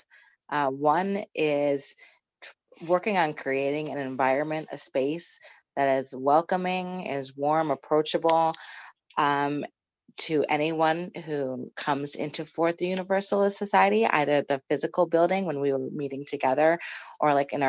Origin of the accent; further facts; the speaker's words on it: Poughkeepsie, New York, United States; I was raised in the Fellowship of Poughkeepsie, the UU Fellowship of Poughkeepsie